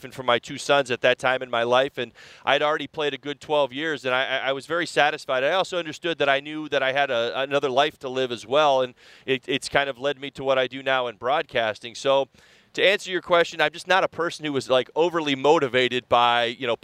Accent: Cherry Hill, New Jersey, United States; now in Miami, United States; Growing up in Cherry Hill, just outside of Philly

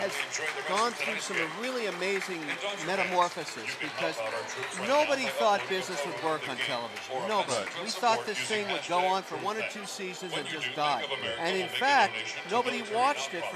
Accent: Montreal, Quebec, Canada; now in Boston, United States; I was born in Montreal, Canada

